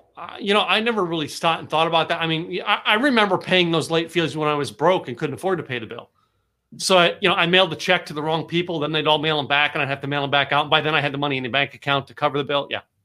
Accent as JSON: {"language": "English", "area": "Pocono Mountains", "region": "Pennsylvania", "country": "United States", "tie": "born or raised there", "also_born_or_lived": "New York", "moved": "yes", "lives_now": "Texas, United States", "said": "I grew up, uh, the Pocono Mountains of Pennsylvania"}